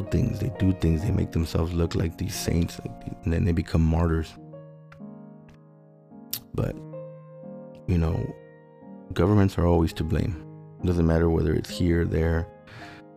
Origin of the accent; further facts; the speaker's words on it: Los Angeles, California, United States; I grew up in South Central